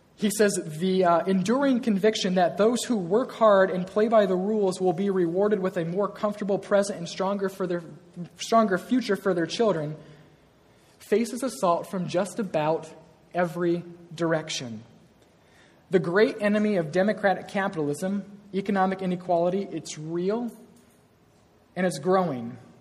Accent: Iowa, United States; I am from Iowa. I was born and raised on a farm, proud of this.

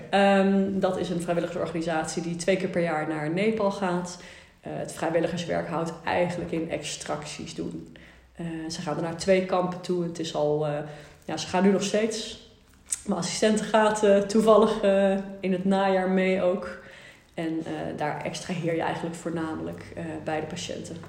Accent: Amstelveen, North Holland, Netherlands; moved away as an adult; now in Nijmegen, Netherlands; Amstelveen geboren. Twintig jaar eh, daar gewoond eigenlijk

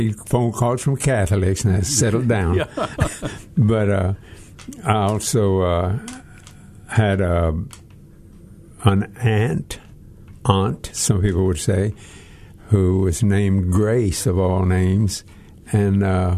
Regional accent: Texas, United States; I was born in Texas, the United States of Texas, and I was born at home

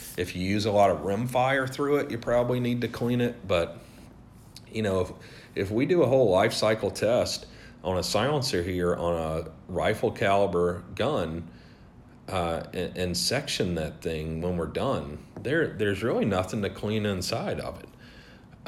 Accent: the South, United States; I grew up in the South

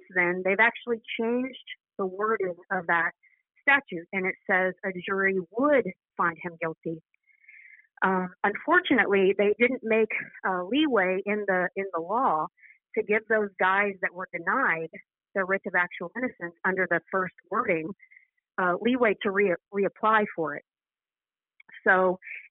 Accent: Midwest, United States; I grew up in the Midwest

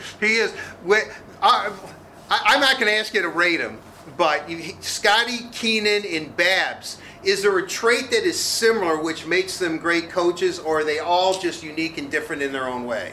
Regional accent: Livonia, Michigan, United States; I grew up in Livonia.

